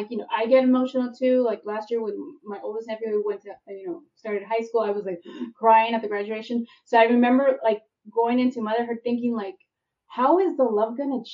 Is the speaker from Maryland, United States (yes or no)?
no; Hayward, California, United States; now in San Francisco, United States; I was born and raised in Hayward, California, which is in the East Bay